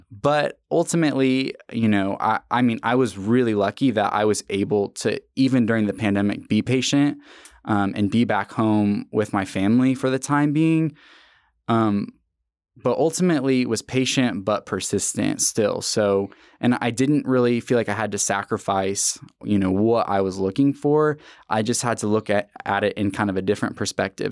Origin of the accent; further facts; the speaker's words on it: Tulsa, Oklahoma, United States; also born or lived in Norman, Oklahoma; I loved Tulsa because I mean, it was my hometown